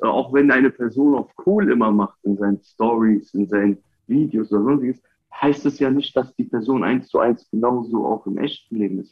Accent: Wiesbaden, Hesse, Germany; Ich komme aus Wiesbaden

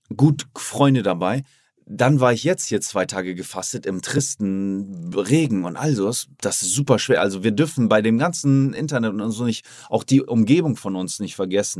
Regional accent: Oldenburg, Lower Saxony, Germany; now in Miami, United States; ich komme zurück in meine Heimat, da wo ich klein war und nichts hatte

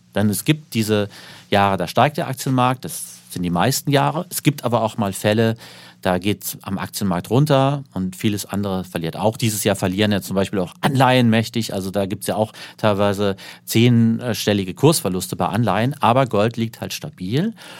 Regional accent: Saarland, Germany; von meiner Heimat im Saarland

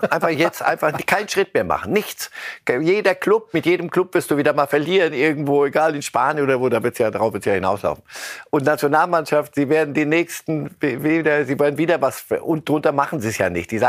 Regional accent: Argentina; wir sind Argentinier.

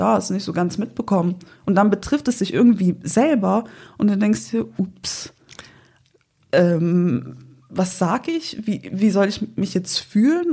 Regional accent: Windeck, North Rhine-Westphalia, Germany; also born or lived in Sankt Augustin; aus Windeck. Also ich bin auf dem Land groß geworden

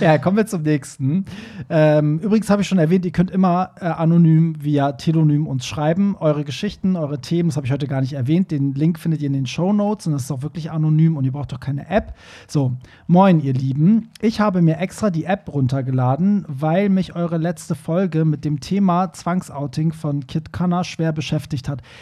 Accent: Iran; moved away; wo ich herkomme, wie in dem Iran

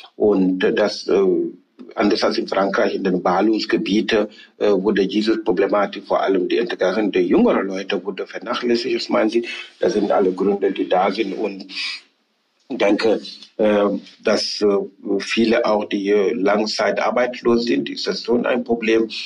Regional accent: Senegal; German is a second language; moved away as an adult; also born or lived in Halle, Germany; now in Germany; ich bin ja in Senegal geboren, aufgewachsen, Abitur gemacht, studiert zum Teil und sozialisiert

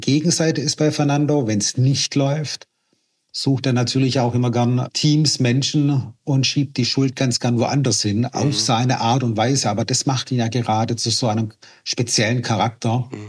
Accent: Schorndorf, Baden-Württemberg, Germany; also born or lived in Waiblingen; Ich bin hier aufgewachsen, groß geworden, ich kenne hier jeden Winkel und wir sind so, wie wir sind im Remstal

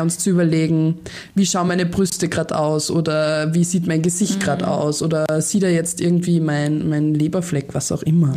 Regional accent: Austria; bei uns in Österreich

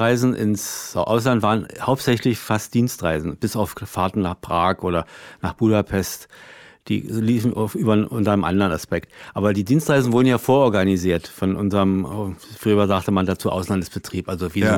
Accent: Berlin, Germany; als Berliner

